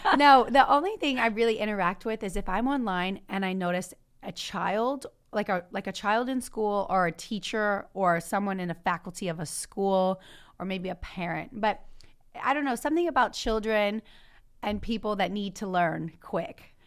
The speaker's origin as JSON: {"language": "English", "region": "Louisiana", "country": "United States", "tie": "born or raised there", "also_born_or_lived": "Baton Rouge, Louisiana", "moved": "yes", "said": "I grew up in that farm town, so that's my hometown"}